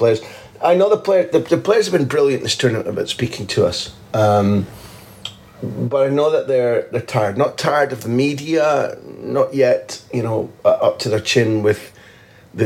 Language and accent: English; the Northeast, North East England, United Kingdom; moved away; a word, mochi, we used to use in the Northeast when I was a kid in the 60s